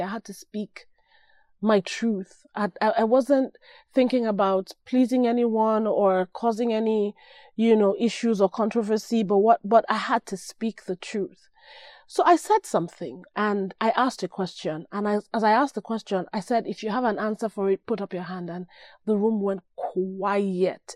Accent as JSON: {"language": "English", "country": "Nigeria", "moved": "yes", "said": "I'm Nigerian"}